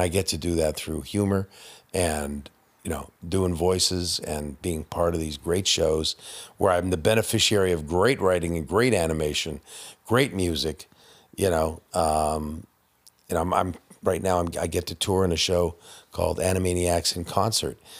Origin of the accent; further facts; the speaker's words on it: Canada; I'm Canadian.